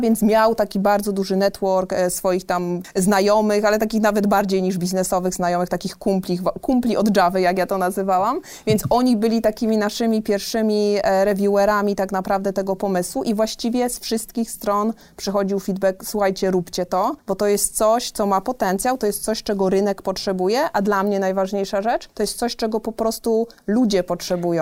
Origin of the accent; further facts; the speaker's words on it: southern Poland, Poland; moved away as an adult; also born or lived in Warsaw / Switzerland; now in Gdańsk, Poland; Ja pochodzę z małej miejscowości, właśnie w bloku, w którym przeżyłam 19 e, lat mojego życia pierwszych